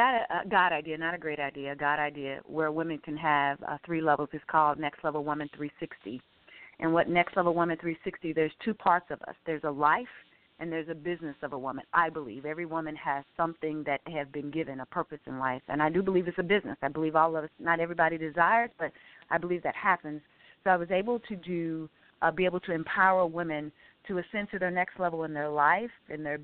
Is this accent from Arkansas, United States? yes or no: yes; Arkansas, United States; I'm a country girl. I'm originally from Arkansas. Grew up, 12 children